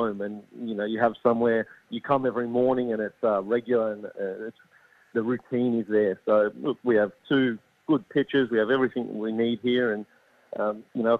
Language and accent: English; Sydney, New South Wales, Australia; moved away as an adult; now in Adelaide, Australia; I'm from Sydney. I'd been away for about 12, 13 years.